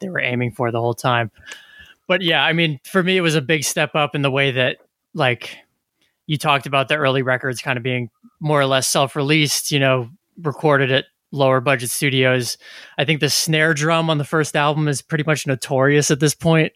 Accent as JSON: {"language": "English", "region": "New Jersey", "country": "United States", "tie": "born or raised there", "said": "growing up in New Jersey"}